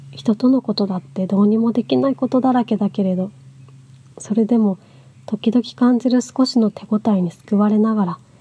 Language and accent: Japanese; Miyagi, Japan; moved away; 地元に戻ってきてもうすぐ2年になる